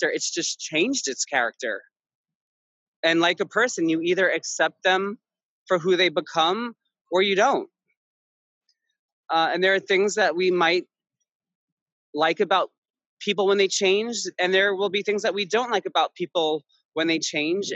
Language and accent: English; New York City, New York, United States; I grew up in Queens